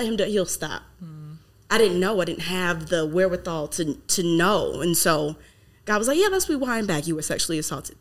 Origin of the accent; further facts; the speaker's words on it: the South, United States; now in California, United States; I'm from the South